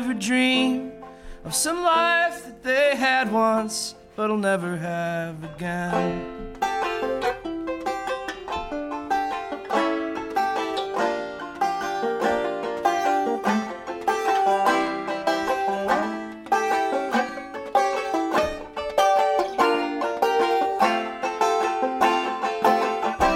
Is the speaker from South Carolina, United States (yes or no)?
no; Chicago, Illinois, United States; I'm from Chicago